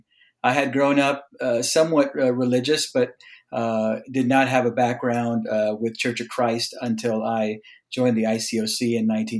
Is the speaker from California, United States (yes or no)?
yes; Mecca, California, United States; now in Los Angeles, United States; I grew up down in the Coachella Valley, down by Palm Springs, in a little town called Mecca